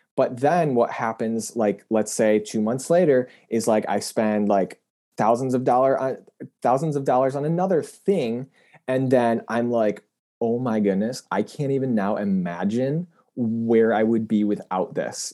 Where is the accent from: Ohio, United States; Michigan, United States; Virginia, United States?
Michigan, United States; Grand Rapids; moved away; also born or lived in Washington, D.C.; my hometown, which was Grand Rapids at the time